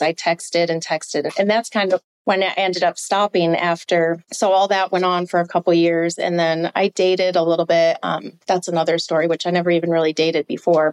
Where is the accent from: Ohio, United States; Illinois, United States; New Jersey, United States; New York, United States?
New York, United States; upstate; moved away; my hometown, to my lake in upstate New York